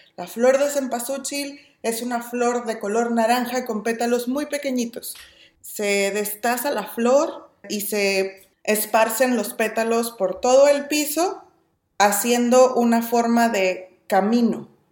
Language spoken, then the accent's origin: Spanish; Mexico; moved away as an adult; now in California, United States; soy mexicana y vivo en California